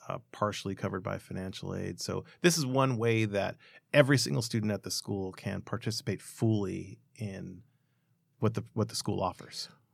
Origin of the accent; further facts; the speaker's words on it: Los Angeles, California, United States; I grew up in Boyle Heights and Montebello. I still live in Montebello